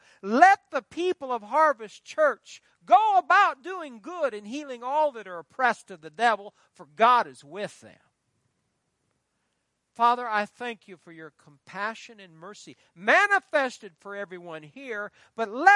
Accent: Fairbury, Nebraska, United States; born or raised there; moved away

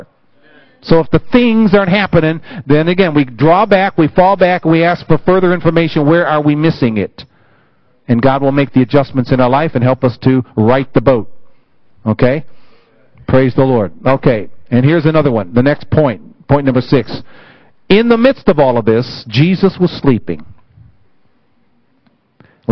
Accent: United States; it my home country

